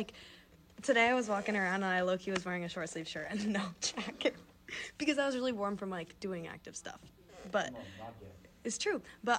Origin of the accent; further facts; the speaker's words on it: Nebraska, United States; moved away as an adult; now in Evanston, United States; Well, I'm from Nebraska, and it gets really cold there.